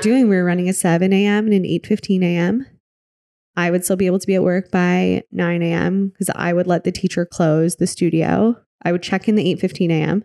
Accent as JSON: {"language": "English", "region": "Michigan", "country": "United States", "tie": "born or raised there", "also_born_or_lived": "Wisconsin", "moved": "as an adult", "lives_now": "New York, United States", "said": "I grew up in Michigan."}